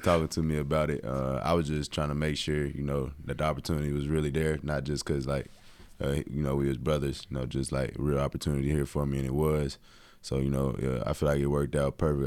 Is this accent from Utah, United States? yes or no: no; Tennessee, United States; also born or lived in Atlanta; I'm not from Knoxville, but, like, in-state guy